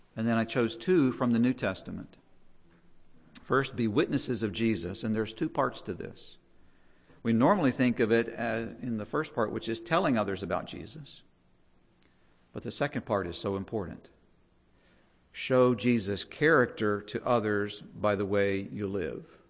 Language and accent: English; United States; we're American